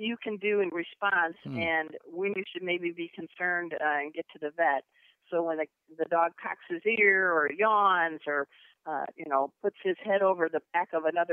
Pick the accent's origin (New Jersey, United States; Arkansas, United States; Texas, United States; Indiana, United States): Indiana, United States; Crown Point; also born or lived in California / San Diego; now in Dallas, United States; I was born in Crown Point, Indiana